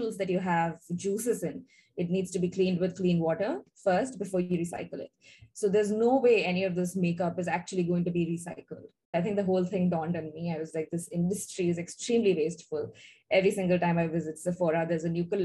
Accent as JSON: {"language": "English", "country": "India", "moved": "as an adult", "lives_now": "Singapore", "said": "we are originally from India. We moved to Singapore in 2012"}